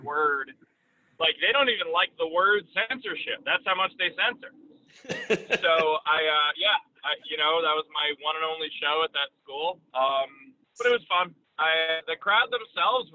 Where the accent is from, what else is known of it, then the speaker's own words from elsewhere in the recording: New York, United States; I'm a New Yorker